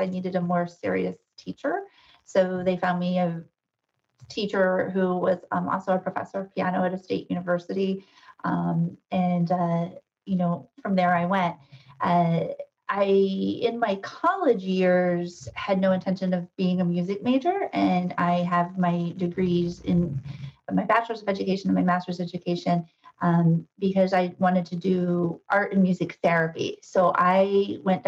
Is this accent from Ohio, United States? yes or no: yes; Ohio, United States; moved away as an adult; also born or lived in Madison, Wisconsin / Lehigh Valley, Pennsylvania; now in Sudbury, United States; I'm not a native New Englander. I'm a Midwesterner. I was born and raised in Ohio